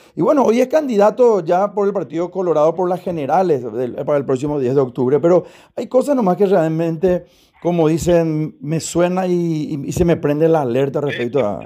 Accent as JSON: {"language": "Spanish", "country": "Paraguay", "said": "a nosotros como paraguayos"}